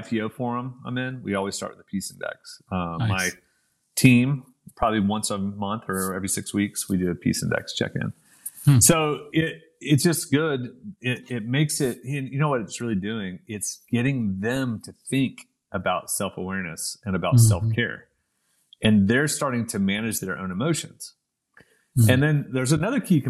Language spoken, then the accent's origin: English; Oklahoma City, Oklahoma, United States; moved away as an adult; also born or lived in London; my place dropped from the River Thames to Oklahoma City